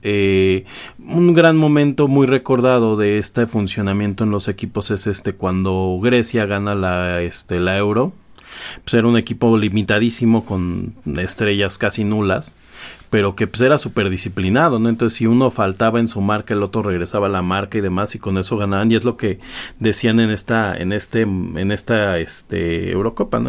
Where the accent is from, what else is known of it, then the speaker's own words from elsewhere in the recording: Mexico; soy mexicano, aquí nací